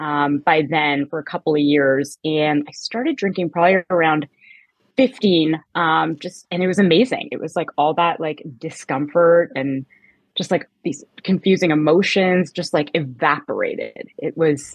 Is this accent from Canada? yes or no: yes; Canada; moved away as an adult; now in United States; I was born in Canada and I lived there till I was about 20